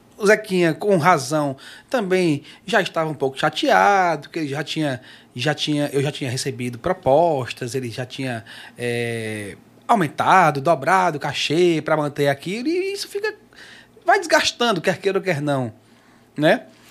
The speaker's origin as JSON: {"language": "Portuguese", "town": "Pacoti", "region": "Ceará", "country": "Brazil", "tie": "born or raised there", "moved": "yes", "said": "lá em Pacoti, lá onde eu nasci e cresci."}